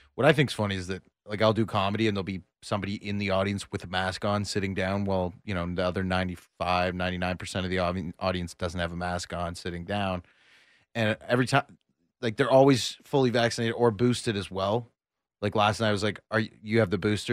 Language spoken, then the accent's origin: English; Toronto, Ontario, Canada; moved away as an adult; now in Austin, United States; I'm from Toronto, Canada